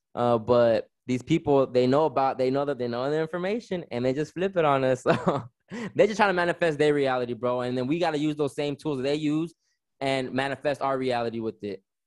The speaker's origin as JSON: {"language": "English", "town": "Riverside", "region": "California", "country": "United States", "tie": "born or raised there", "also_born_or_lived": "Victorville, California", "said": "I'm just a kid growing up in Southern California, lived in Riverside, California my whole life"}